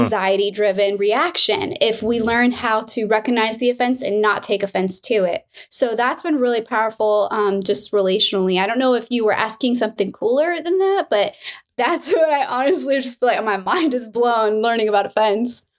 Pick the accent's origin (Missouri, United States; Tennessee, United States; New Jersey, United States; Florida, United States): Florida, United States; Miami; now in California, United States; I'm from Miami